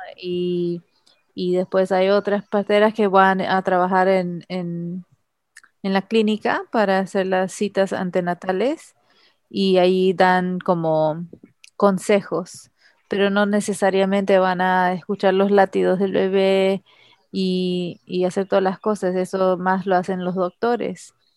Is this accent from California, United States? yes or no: yes; Los Angeles, California, United States; moved away as an adult; also born or lived in El Paso, Texas; now in Trinidad and Tobago; yo nací en Los Ángeles, California, Estados Unidos